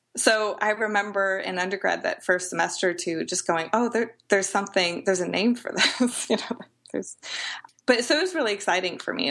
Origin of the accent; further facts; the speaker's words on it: Edwardsville, Illinois, United States; now in Peoria, United States; I grew up in Edwardsville, uh, Glen Carbon area, which is about 20 minutes outside of St. Louis.